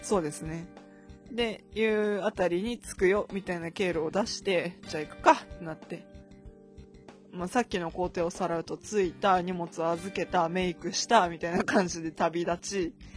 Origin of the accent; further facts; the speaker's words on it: Akita, Japan; moved away; 私が生まれ育った地域、まあ、秋田市ですね